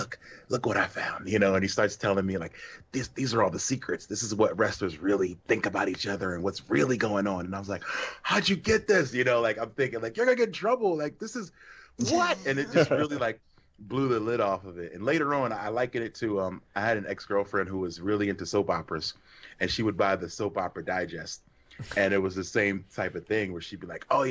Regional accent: Philadelphia, Pennsylvania, United States; I grew up in Philly, big WWF town

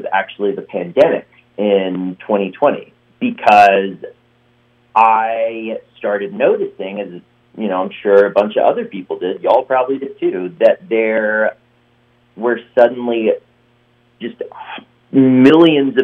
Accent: Western North Carolina, United States; moved away as an adult; also born or lived in New York / Los Angeles; I grew up playing golf, and I'm from Western North Carolina

